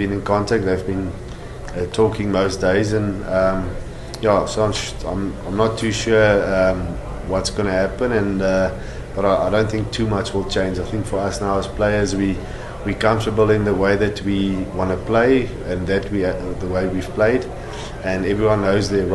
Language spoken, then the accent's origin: English; South Africa; as a South African